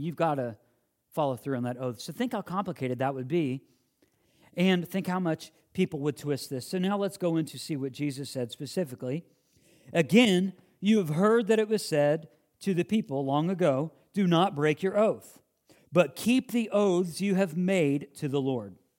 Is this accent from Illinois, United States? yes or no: yes; Illinois, United States; moved away; I grew up in the Midwest